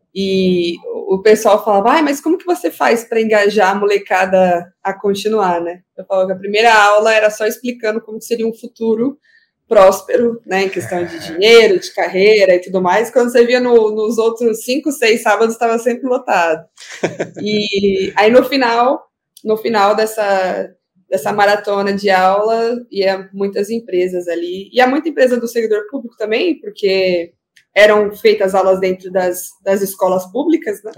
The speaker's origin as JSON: {"language": "Portuguese", "region": "São Paulo", "country": "Brazil", "tie": "born or raised there", "said": "eu fui criada na, no Jardim Iporanga, que fica na Zona Sul, fica bem próximo ali ao Grajaú."}